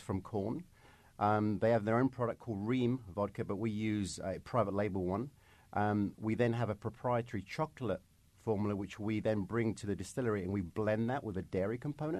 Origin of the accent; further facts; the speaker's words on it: London, United Kingdom; I'm from London, as you can probably tell.